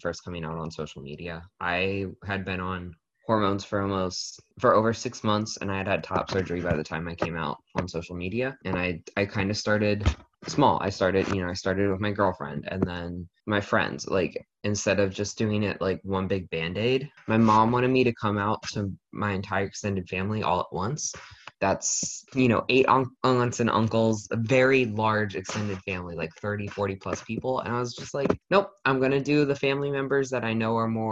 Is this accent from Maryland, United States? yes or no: yes; Frederick, Maryland, United States; now in Lancaster, United States; I'm from Frederick, Maryland